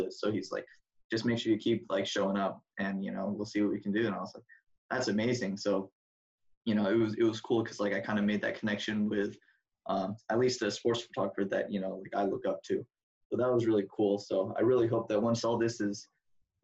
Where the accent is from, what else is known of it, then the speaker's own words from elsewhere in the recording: Seattle, Washington, United States; also born or lived in Oregon; I'm from Washington